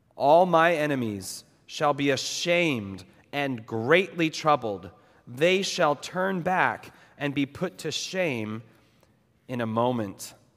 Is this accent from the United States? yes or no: yes; New England, United States; now in Los Angeles, United States; I grew up in New England